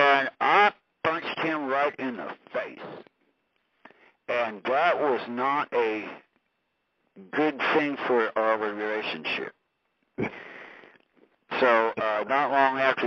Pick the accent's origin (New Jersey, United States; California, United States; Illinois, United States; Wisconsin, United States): California, United States; moved away as an adult; also born or lived in Hollywood; I was from California, and I had come from Hollywood